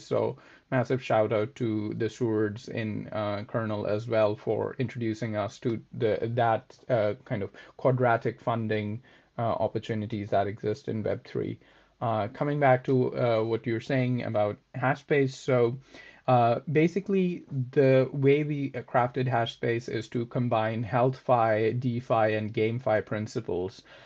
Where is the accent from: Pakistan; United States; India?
Pakistan; moved away as an adult; also born or lived in Oxford; I am originally from Pakistan